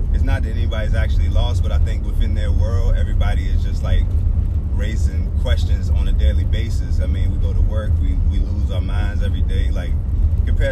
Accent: Lynchburg, Virginia, United States; Charlottesville I'm familiar with because I grew up in Lynchburg

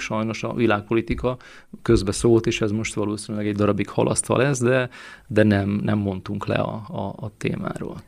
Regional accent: Săcueni, Bihor County, Romania; moved away as an adult; also born or lived in Brașov, Romania; now in Hungary; én is Székehidi születésű vagyok sőt az életem első több mint 30 évét ezt itt is éltem le Székelyhidon

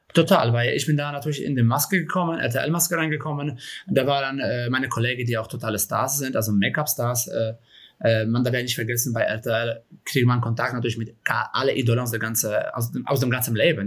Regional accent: Kraków, Lesser Poland, Poland; German is a second language; moved away as an adult; now in Germany; Also ich komme ja aus Krakau ursprünglich, aus Polen

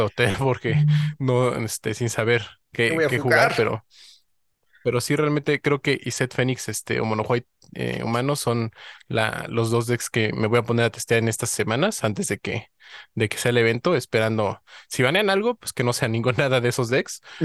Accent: Mexico; como buen mexicano

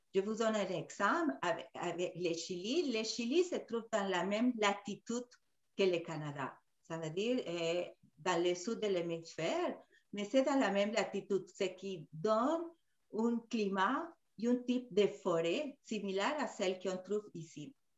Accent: Peru; moved away; surtout au Pérou, mon pays d'origine

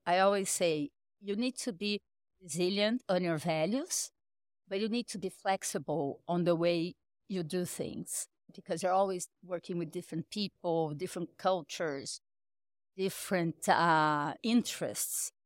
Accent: Rio de Janeiro, Brazil; also born or lived in Sao Paulo; I went to college in Brazil, in Rio. I'm from Rio.

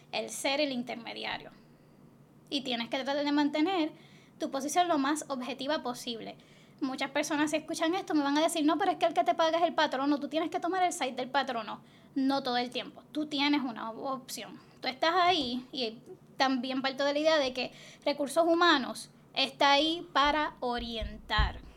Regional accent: Toa Baja, Puerto Rico; born there; No, yo nací en Toa Baja.

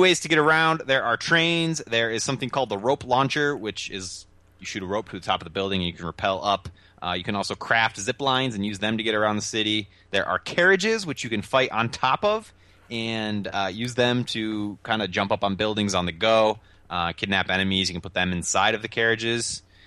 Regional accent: United States; I'm an American

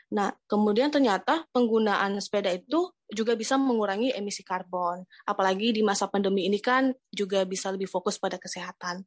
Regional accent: North Sumatra, Indonesia; now in Bogor, Indonesia; saya dari Sumatera Utara dan sekarang di Bogor

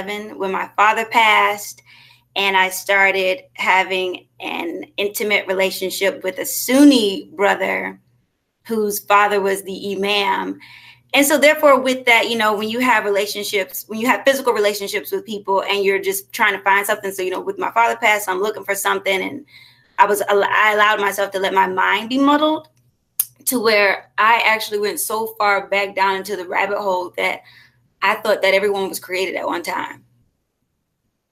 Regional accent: Columbia, South Carolina, United States; also born or lived in Richmond, Virginia; now in Atlanta, United States; I am originally from Richmond, Virginia, born in Richmond, Virginia, raised in Columbia, South Carolina. Now I'm residing in Atlanta, Georgia

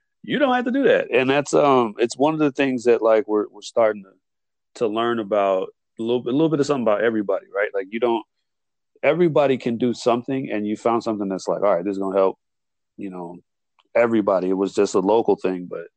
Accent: Illinois, United States; my home state of Illinois

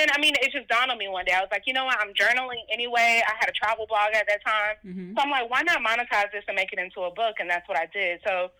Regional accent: Florida, United States; moved away as an adult; also born or lived in Maryland/D.C. area; now in Texas, United States; I'm originally from Florida. I've been living in Texas for the past 5 years.

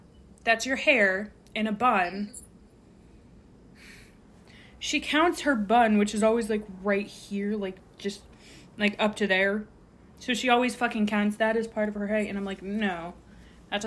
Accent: Scotland, United Kingdom; I, being the Scottish one of the group

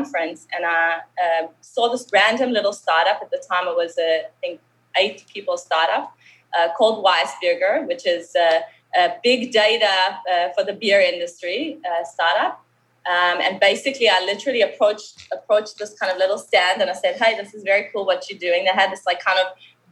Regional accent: Johannesburg, Gauteng, South Africa; accent: South African; moved away as an adult; now in Israel; I made Aliyah. I moved from Johannesburg, from South Africa. You can still hear the accent

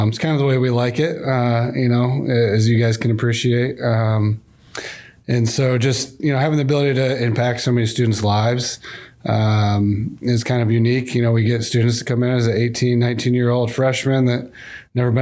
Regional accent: Grand Rapids, Michigan, United States; I grew up in West Michigan, the Grand Rapids area, so I love this part of the state

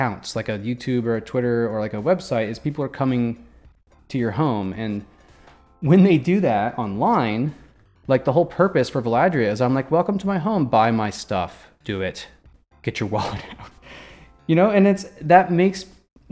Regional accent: Midwest, United States; I was born in the Midwest

